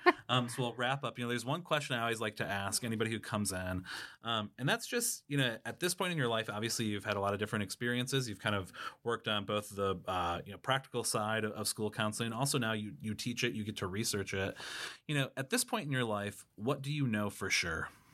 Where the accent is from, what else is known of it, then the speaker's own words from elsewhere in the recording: Watertown, South Dakota, United States; I grew up in Watertown, South Dakota